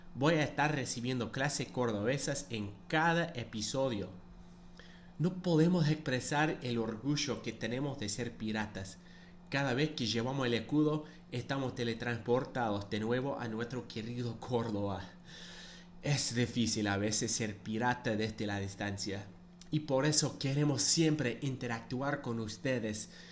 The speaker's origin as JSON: {"language": "Spanish", "country": "United States", "tie": "born or raised there", "said": "nací en los Estados Unidos y bueno, seguramente ya saben, no soy cordobés ni argentino"}